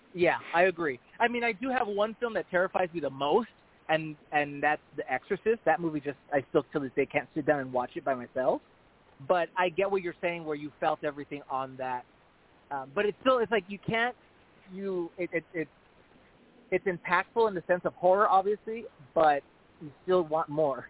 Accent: El Paso, Texas, United States; moved away as an adult; also born or lived in Las Vegas; I started off at my hometown in El Paso, Texas

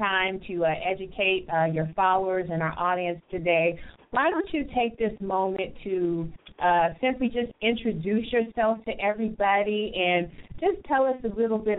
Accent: California, United States; now in Grand Rapids, United States; I'm from California and I'm over here in Grand Rapids, Michigan

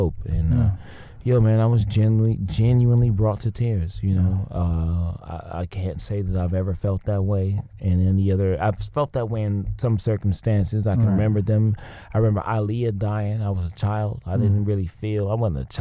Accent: the South, United States; moved away as an adult; now in Los Angeles, United States; growing up in the South

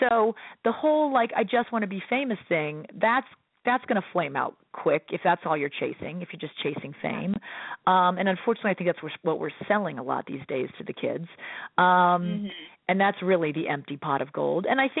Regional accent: Midwest, United States; this Midwestern guy was like, I don't know, I'm a Midwesterner.

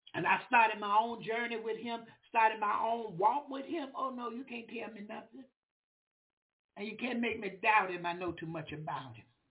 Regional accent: Florida, United States; I'm a preacher from Florida

